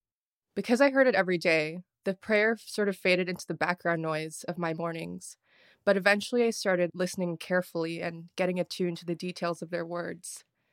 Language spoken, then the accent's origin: English; Toronto, Ontario, Canada; also born or lived in Jakarta, Indonesia; I'm the curatorial assistant for this exhibition. I was born in Jakarta to a Filipino dad and an Indonesian mom, and I grew up in Toronto.